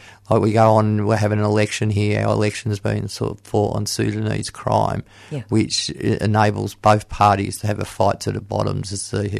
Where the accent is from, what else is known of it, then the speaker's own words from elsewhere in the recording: Geelong, Victoria, Australia; Yes, I'm from Geelong.